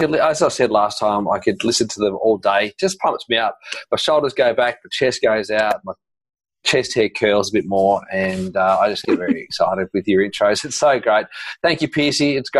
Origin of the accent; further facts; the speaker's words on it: New Zealand; Kiwi. Notorious. Kiwi, you know, I sound very Australian.